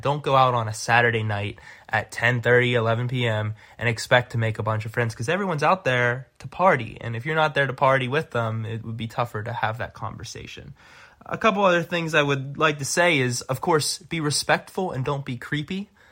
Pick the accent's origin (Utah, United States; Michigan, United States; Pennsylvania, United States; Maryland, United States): Pennsylvania, United States; Pittsburgh; now in Chicago, United States; I'm originally from Pittsburgh